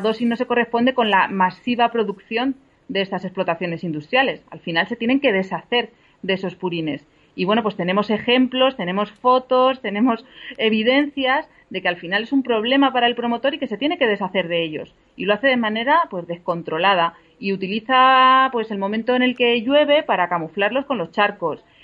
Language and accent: Spanish; Pozuelo, Castilla-La Mancha, Spain; aquí en mi pueblo, en Pozuelo, que es un pueblo de Albacete